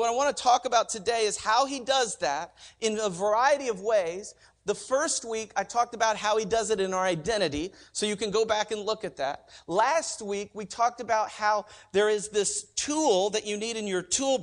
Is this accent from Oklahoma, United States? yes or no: yes; Oklahoma, United States; moved away; I'm from Oklahoma